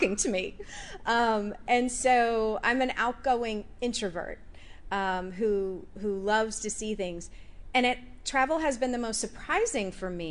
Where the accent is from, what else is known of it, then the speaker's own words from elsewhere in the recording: United States; being an American woman in that culture